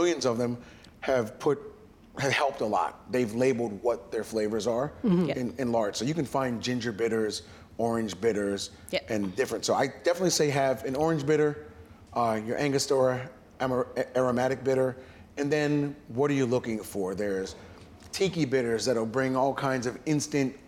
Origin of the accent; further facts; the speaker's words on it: Trinidad & Tobago; I'm from Trinidad